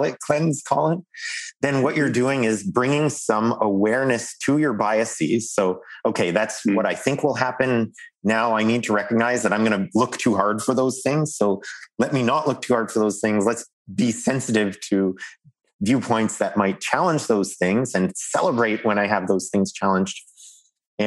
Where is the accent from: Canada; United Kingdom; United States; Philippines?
Canada; as a Canadian loudmouth